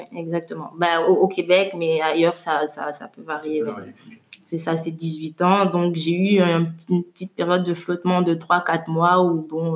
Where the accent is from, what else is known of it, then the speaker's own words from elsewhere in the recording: Abidjan, Côte d’Ivoire; also born or lived in Suresnes, France / Lomé, Togo; je suis née en France, mais j'ai grandi à Abidjan